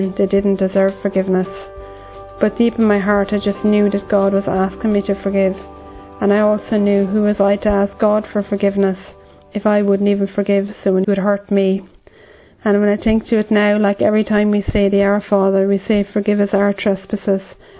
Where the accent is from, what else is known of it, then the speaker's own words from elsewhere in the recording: Ireland; I'm from Ireland